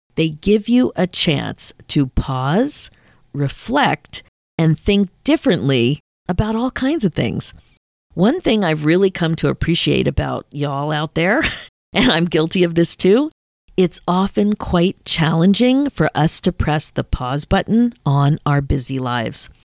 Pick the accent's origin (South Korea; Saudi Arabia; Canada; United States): Canada; I'm listed as a Canadian artist